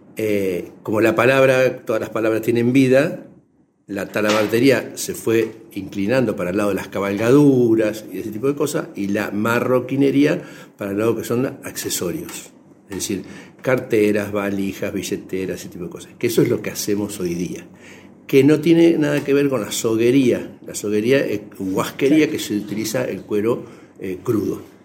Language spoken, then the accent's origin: Spanish; General Belgrano, Buenos Aires Province, Argentina; de General Belgrano, provincia de Buenos Aires, y hago marroquinería